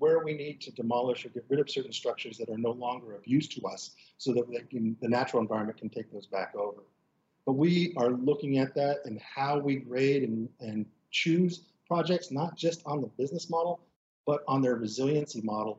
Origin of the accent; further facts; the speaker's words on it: Pacific Northwest, United States; I'm from the Pacific Northwest